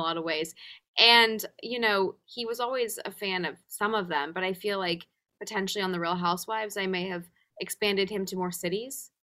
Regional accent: England, United Kingdom; moved away; also born or lived in Los Angeles, United States; growing up in England, anytime I hear a British accent, I feel straight back to comfort, to youth, to home in a sense. Even though LA is home, England will always be the other home

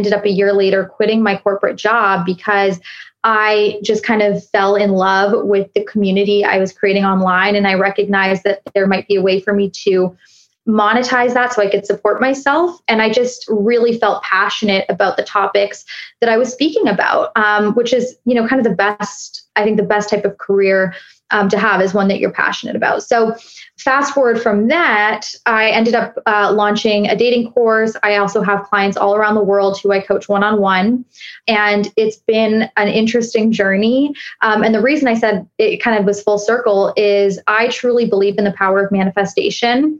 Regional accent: Toronto, Ontario, Canada; accent: Canadian; now in Miami, United States; I'm based in Miami, but I'm from Toronto

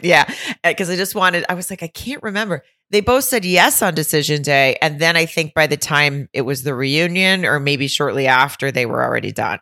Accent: Arkansas, United States; I'm from Arkansas

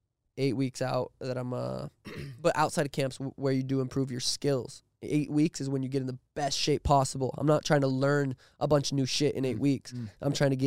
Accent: Montana, United States; I'm 26. Yep. I'm from Montana.

